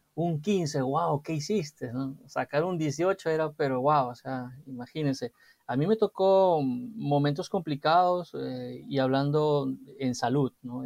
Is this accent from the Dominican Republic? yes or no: no; Chincha Alta, Ica, Peru; moved away; yo soy de Chincha, del sur del país, y, siempre en las vacaciones era venir a Lima